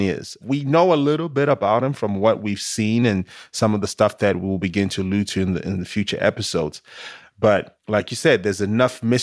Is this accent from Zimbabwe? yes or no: yes; Zimbabwe; moved away; born and raised in Zimbabwe, you know, my people practice a lot of spirituality